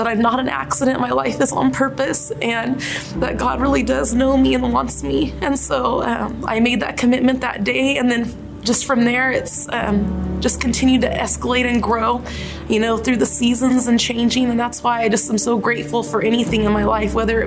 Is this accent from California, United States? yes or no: yes; Fresno, California, United States; I'm from Fresno. I was born and raised here